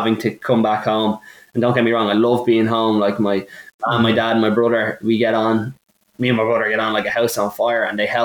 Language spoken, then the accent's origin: English; Ireland; moved away as an adult; also born or lived in Milwaukee, United States / Chicago, United States; As an Irish person